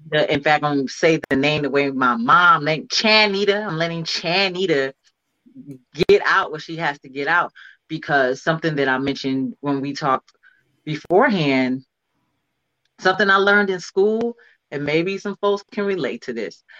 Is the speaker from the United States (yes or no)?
yes; Cleveland, Ohio, United States; moved away; also born or lived in California; I'm from Cleveland, but I moved to California